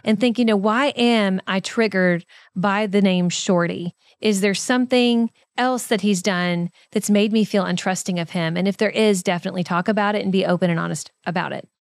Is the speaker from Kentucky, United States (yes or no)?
yes; Kentucky, United States; accent: Kentucky; my Kentucky accent